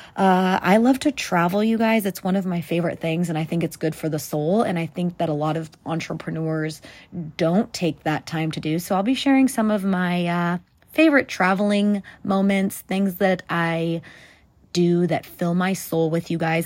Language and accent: English; California, United States; moved away as an adult; also born or lived in South Central Texas; now in Texas, United States; I currently live in Texas, but I was born and raised in California